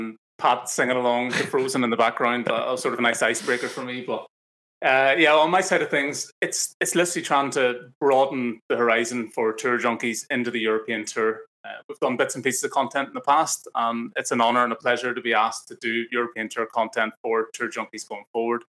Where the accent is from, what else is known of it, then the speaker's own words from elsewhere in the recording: just outside Belfast, Northern Ireland, United Kingdom; I am from just outside Belfast in Northern Ireland